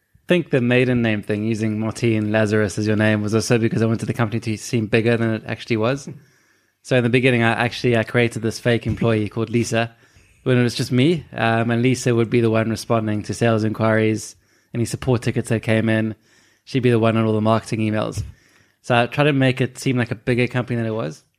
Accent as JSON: {"language": "English", "country": "South Africa", "moved": "yes", "said": "we're immigrants from South Africa"}